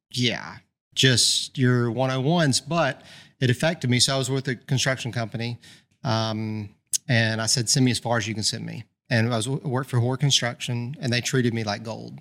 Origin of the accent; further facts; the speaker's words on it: Birmingham, Alabama, United States; born and raised in Birmingham.